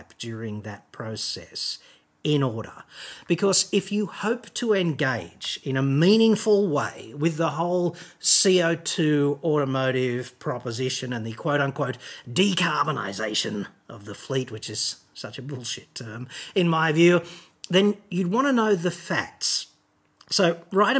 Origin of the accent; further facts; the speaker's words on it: Australia; as Australians